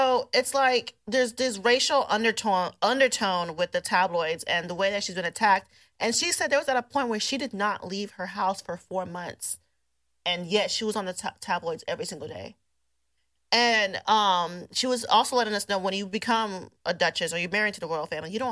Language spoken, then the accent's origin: English; United States; we as an American